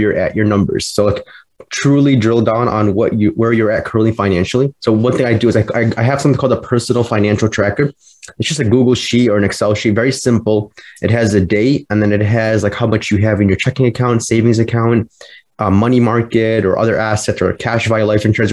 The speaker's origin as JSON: {"language": "English", "town": "Chicago", "region": "Illinois", "country": "United States", "said": "I'm a financial planner and I'm from Chicago, Illinois"}